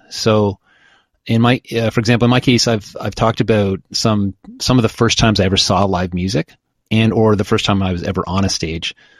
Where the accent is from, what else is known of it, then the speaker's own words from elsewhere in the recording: Oshawa, Ontario, Canada; also born or lived in Kingston, Ontario; I grew up in Oshawa, started the band in Kingston and stayed a few years after.